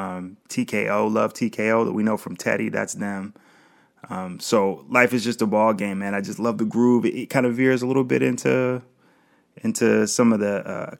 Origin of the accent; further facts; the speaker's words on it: Ohio, United States; also born or lived in Springfield, Ohio; I'm from Ohio, spent a lot of time in Springfield, which is really close to Dayton, have family in Dayton